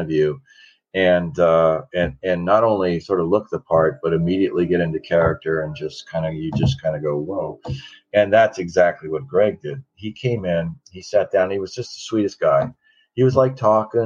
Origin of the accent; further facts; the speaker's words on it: Washington, United States; growing up in Washington and hunting and fishing and eating wild game